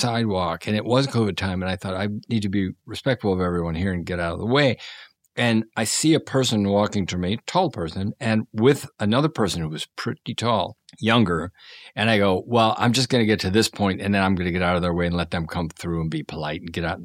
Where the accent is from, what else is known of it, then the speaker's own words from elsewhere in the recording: outside of Pittsburgh, Pennsylvania, United States; I grew up outside of Pittsburgh between what are known as mill towns.